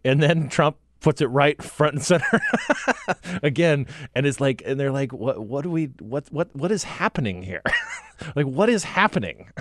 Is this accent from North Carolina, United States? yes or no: no; Cottonwood, Arizona, United States; now in Washington, United States; Cottonwood, my hometown